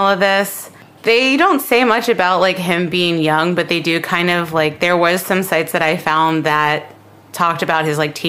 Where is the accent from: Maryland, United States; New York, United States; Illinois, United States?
Maryland, United States; Baltimore